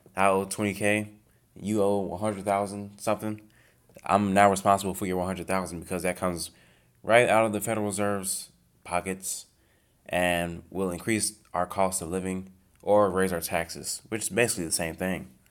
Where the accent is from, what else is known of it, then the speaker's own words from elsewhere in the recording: United States; I'm an American